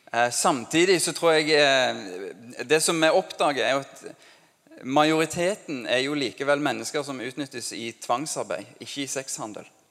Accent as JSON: {"language": "Norwegian", "country": "Norway", "said": "norsk som meg"}